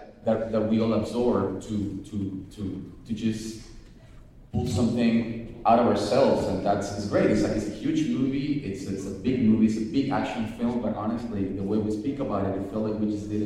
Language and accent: English; Venezuela; I grew up in Venezuela, and we lived in everything.